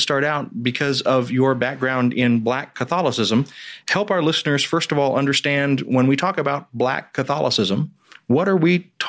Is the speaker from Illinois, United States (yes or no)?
no; the Deep South, Tennessee, United States; I grew up in the Deep South and I was schooled in Tennessee.